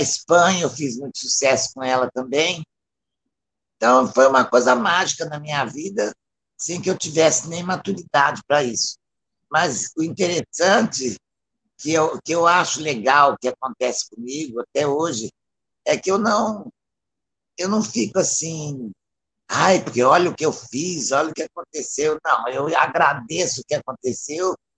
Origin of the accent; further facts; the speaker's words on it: Belo Horizonte, Minas Gerais, Brazil; eu sou de Belo Horizonte